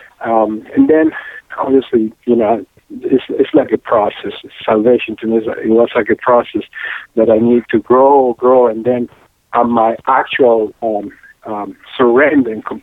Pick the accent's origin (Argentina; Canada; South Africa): Argentina; Córdoba; English is a second language; now in Atlanta, United States; flew over all the way to Atlanta from Cordoba, Argentina. And I loved the city and made Atlanta my home since then